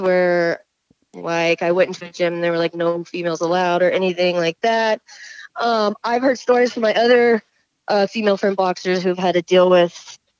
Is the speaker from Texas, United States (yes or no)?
yes; Houston, Texas, United States; we're both from Houston, and we actually trained out of the same gym for a little while.